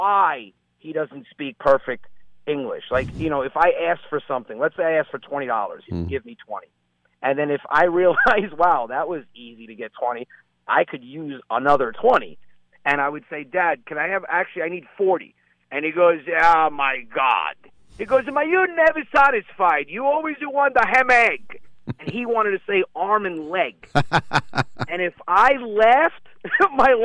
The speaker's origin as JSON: {"language": "English", "town": "New Rochelle", "region": "New York", "country": "United States", "tie": "born or raised there", "said": "I grew up in New Rochelle"}